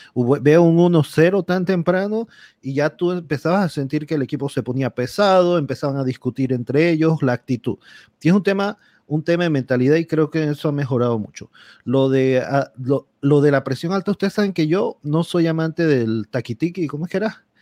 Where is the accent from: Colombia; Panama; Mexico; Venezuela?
Panama; yo como panameño